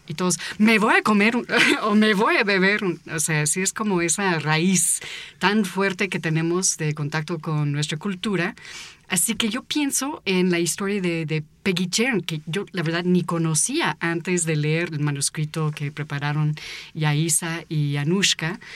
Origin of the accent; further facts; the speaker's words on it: United States; now in Mexico; yo nací en Estados Unidos y fui niña en una parte del país donde justamente entrenan